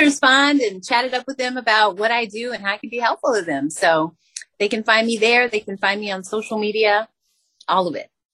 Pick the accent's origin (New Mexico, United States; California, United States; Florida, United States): New Mexico, United States; Albuquerque; I'm from Albuquerque, New Mexico